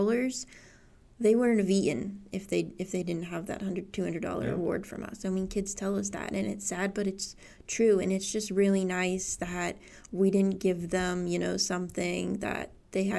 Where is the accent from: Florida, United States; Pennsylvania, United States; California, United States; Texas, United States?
Pennsylvania, United States; Johnstown; I'm from Johnstown